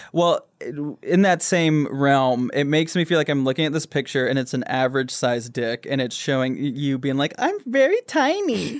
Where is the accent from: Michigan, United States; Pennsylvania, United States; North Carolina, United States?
Michigan, United States; Grand Rapids; now in Los Angeles, United States; I grew up in Michigan